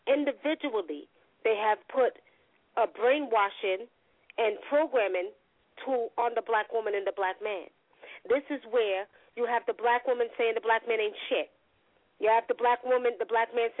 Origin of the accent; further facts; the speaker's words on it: New York, United States; I'm from New York